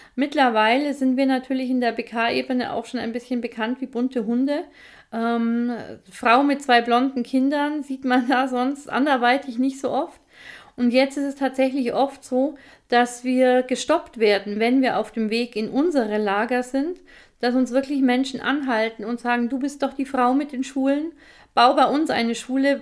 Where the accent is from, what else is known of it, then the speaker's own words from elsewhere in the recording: Bavaria, Germany; bei uns in Bayern